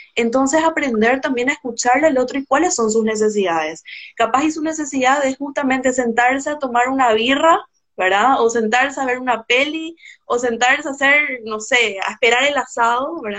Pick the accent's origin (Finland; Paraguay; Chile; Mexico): Paraguay; soy de Paraguay